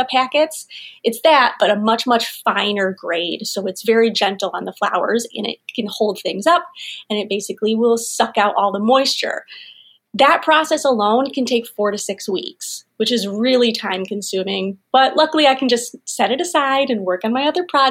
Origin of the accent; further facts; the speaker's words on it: Rochester, New York, United States; also born or lived in Ithaca / Nashville; I grew up here in the Finger Lakes area. I grew up in Rochester